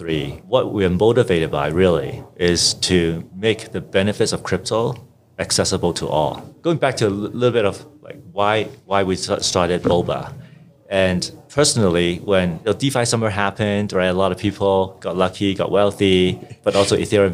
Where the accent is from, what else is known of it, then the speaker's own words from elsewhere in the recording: Hong Kong; also born or lived in Vancouver, Canada; So I grew up in Hong Kong and Vancouver and studied electrical engineering and computer science at UBC in Vancouver.